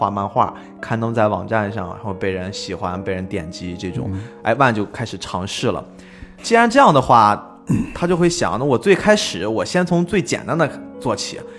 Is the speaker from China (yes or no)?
yes; China; 我们中国人比较好理解的话，就是我会写小说，我自己不一定非要找出版社去出版。